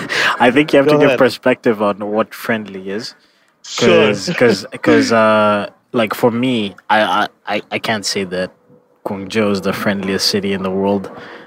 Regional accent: Canada; moved away as an adult; now in China; if I say Canada

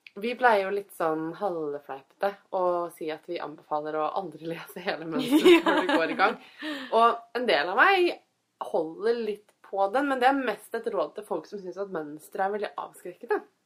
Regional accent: Fredrikstad, Østfold, Norway; Jeg kommer fra Fredrikstad

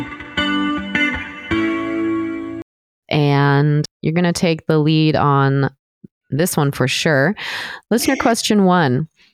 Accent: northern San Diego County, California, United States; I grew up in northern San Diego County

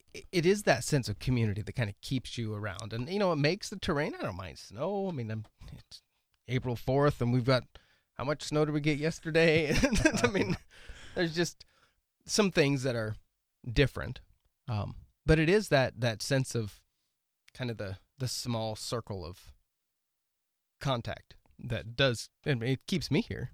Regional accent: Oregon, United States; moved away as an adult; now in Milbank, United States; Ten years ago, I moved here from Oregon

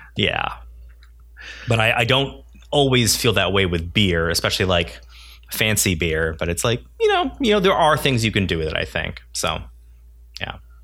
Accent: United States; I'm Korean American

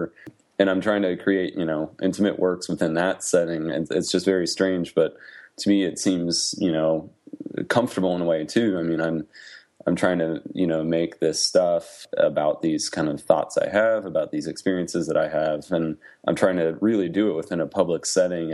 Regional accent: Midwest, United States; moved away as an adult; now in Middle Tennessee, United States; I am a Midwesterner

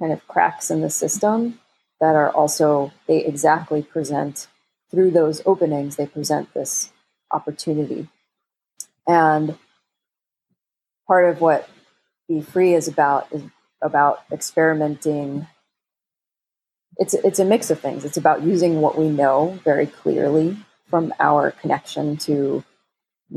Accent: New York, United States; I was born in New York and raised in the United States

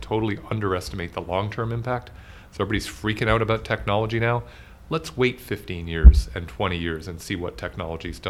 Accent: rural Newfoundland, Newfoundland and Labrador, Canada; now in Toronto, Canada; I grew up in rural Newfoundland

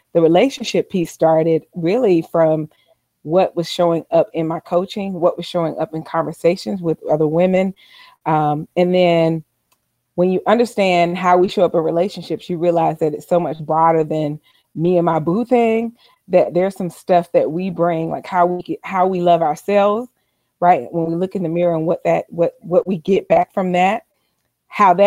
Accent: Albany, Georgia, United States; moved away as an adult; also born or lived in Seattle, Washington; I'm originally from Albany, Georgia

